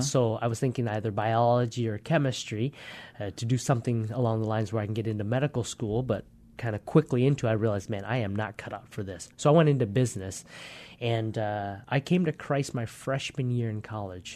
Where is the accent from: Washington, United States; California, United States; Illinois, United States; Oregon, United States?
Washington, United States; Poulsbo; also born or lived in Vietnam / Hue, Vietnam / Hong Kong; So we actually grew up in Paulsboro, Washington. Came over when, just a little after four years old